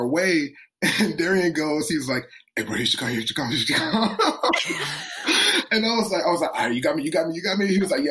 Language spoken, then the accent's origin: English; Memphis, Tennessee, United States; moved away; I'm from Memphis. I'm from Tennessee.